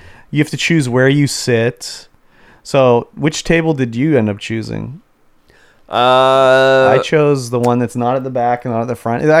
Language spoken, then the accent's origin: English; Canada; being a Canadian.